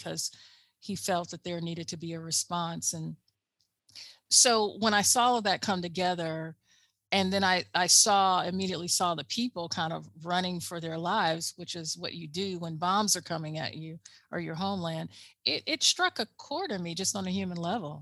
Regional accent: United States; as an American

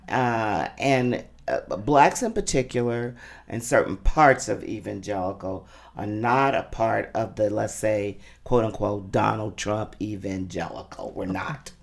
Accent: Jeffersonville, Indiana, United States; also born or lived in Louisville, Kentucky; I was born in Louisville, Kentucky, raised in Jeffersonville, Indiana

